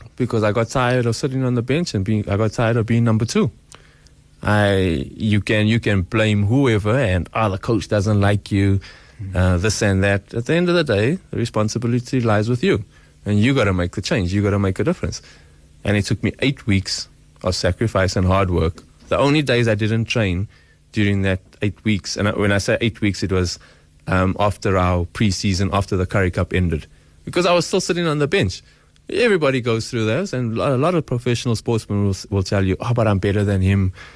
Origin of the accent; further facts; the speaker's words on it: Boksburg, Gauteng, South Africa; I'm just slightly from Boksburg